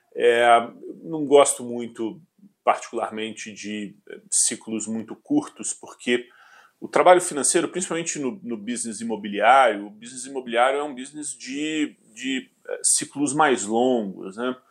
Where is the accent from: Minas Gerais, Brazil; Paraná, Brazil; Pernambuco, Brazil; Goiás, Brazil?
Minas Gerais, Brazil; Belo Horizonte; also born or lived in Porto Alegre, Rio Grande do Sul / Rio de Janeiro / England / São Paulo; sou mineiro de adoção, é. É, nascido em Porto Alegre, na verdade. Ah, sou gaúcho, é, a família toda é gaúcha. É, antes de vir para Belo Horizonte, eu morei no Rio de Janeiro por cinco anos